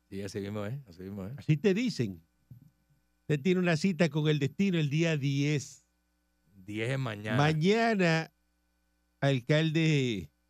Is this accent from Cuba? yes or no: yes; Cuba; Pues, claro que soy cubano